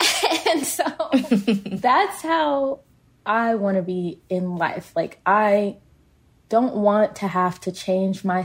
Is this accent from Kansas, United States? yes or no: yes; Kansas, United States; we're both from Kansas.